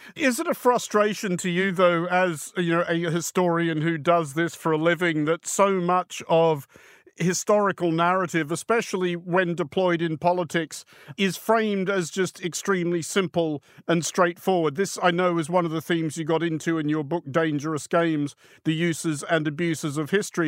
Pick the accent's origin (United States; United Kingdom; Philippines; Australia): Australia; as an Australian that I do have a very different view of the world that comes a lot from the geography of where I come from